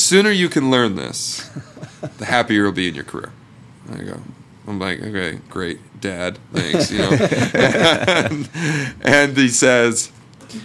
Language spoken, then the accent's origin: English; Portland, Oregon, United States; also born or lived in Seattle; I'm from Portland, Oregon, and I went to Oregon State